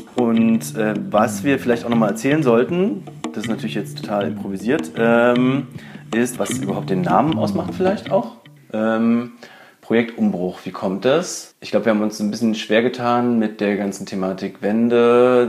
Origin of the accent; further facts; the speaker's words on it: Berlin, Germany; ich bin auch in Berlin geboren